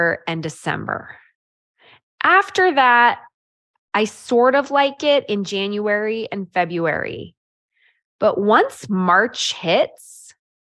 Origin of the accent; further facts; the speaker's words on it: California, United States; also born or lived in Idaho; now in Utah, United States; I grew up in California and I now live in Utah